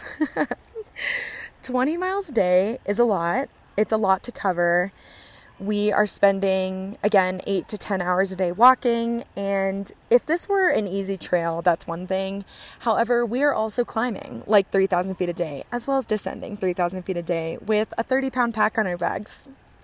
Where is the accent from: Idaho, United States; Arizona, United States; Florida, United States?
Arizona, United States; Phoenix; also born or lived in Los Angeles, California; I'm from Phoenix, so I'm used to flying into Sky Harbor. I'm also from LA, so I'm used to flying out of LAX.